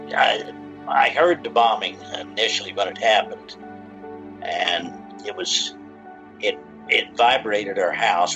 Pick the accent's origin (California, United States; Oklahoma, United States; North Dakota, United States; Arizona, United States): Oklahoma, United States; Shawnee; I uh, grew up on a dairy farm in central Oklahoma and I attended Catholic elementary school, Catholic high school in Shawnee, Oklahoma